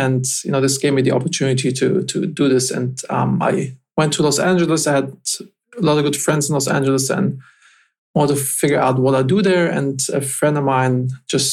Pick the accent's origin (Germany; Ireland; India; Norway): Germany; moved away as an adult; also born or lived in United States; I'm originally from Germany